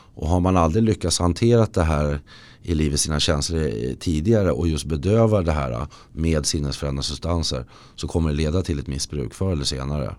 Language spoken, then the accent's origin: Swedish; Lidingö, Stockholm County, Sweden; moved away; jag har flyttat till där jag föddes på Lidingö. Jag är tillbaka där